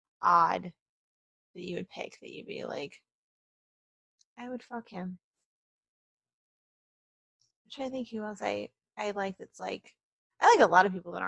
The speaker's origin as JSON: {"language": "English", "town": "Kennesaw", "region": "Georgia", "country": "United States", "tie": "born or raised there", "said": "I wasn't born in Canton. Mm. I was born in Kennesaw, which is basically Marietta."}